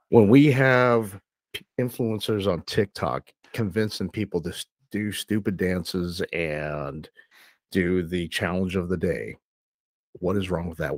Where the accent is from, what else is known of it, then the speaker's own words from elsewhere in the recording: United States; I'm an American citizen